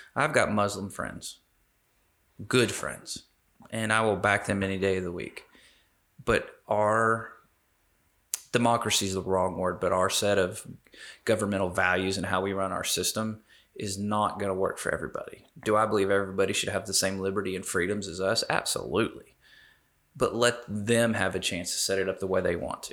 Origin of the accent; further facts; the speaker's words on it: Las Vegas, Nevada, United States; I was born in Las Vegas.